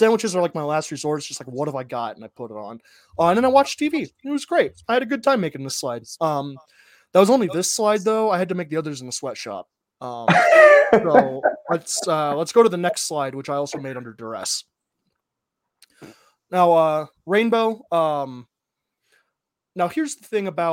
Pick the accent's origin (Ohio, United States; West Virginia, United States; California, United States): Ohio, United States; growing up in Midwest Ohio